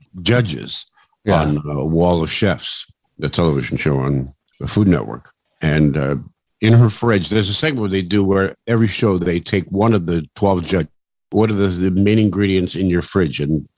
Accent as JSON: {"language": "English", "country": "Canada", "said": "because we are Canadian"}